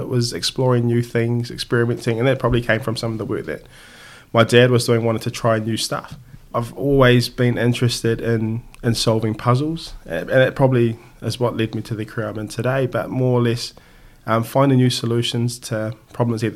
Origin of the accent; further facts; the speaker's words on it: Hastings, Hawke's Bay, New Zealand; I grew up in Hastings, or back up in the Hawke's Bay in the North Island